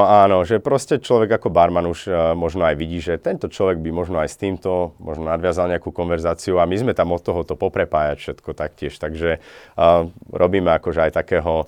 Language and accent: Slovak; Slovakia; now in Norway; originálne pochádzam vlastne zo Slovenska